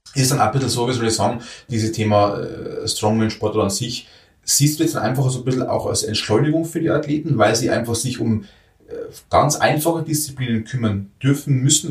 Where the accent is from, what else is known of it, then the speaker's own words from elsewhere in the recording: Bavaria, Germany; bei uns in Bayern